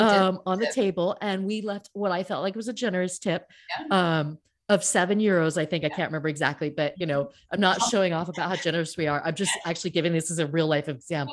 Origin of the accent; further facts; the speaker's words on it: Seattle, Washington, United States; moved away as an adult; now in France; I'm from Seattle.